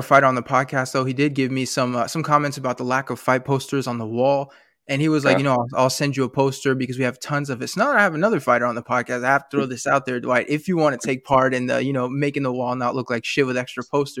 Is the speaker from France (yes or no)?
yes; France; you should know I'm from France.